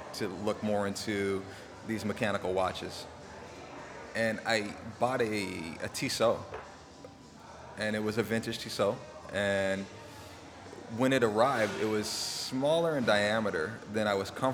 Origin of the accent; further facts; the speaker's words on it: Oxnard, California, United States; growing up in Southern California all my life, I was, you know, born and raised